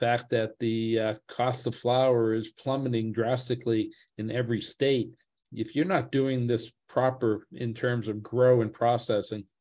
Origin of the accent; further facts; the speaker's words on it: Massachusetts, United States; I'm from the Massachusetts area, born and raised